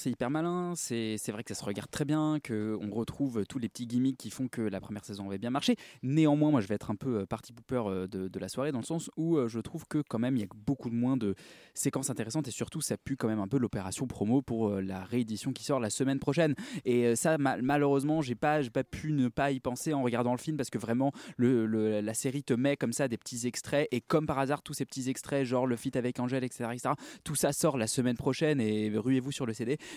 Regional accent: Russia; C'est parce que je suis russe.

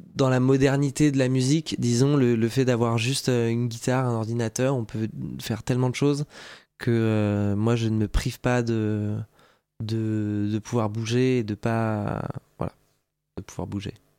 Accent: Alsace, Grand Est, France; J'ai grandi en Alsace, j'ai eu une, enfance tout à fait heureuse.

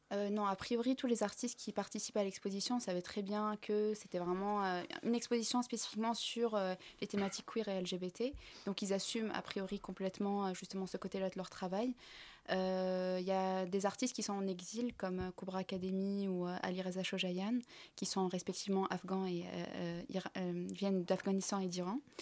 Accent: Tunisia; Moi, je suis tunisienne

